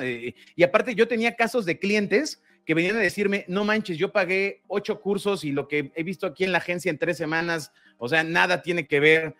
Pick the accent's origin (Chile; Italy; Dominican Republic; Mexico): Mexico; Todos somos mexicanos, todos los que estamos involucrados somos mexicanos.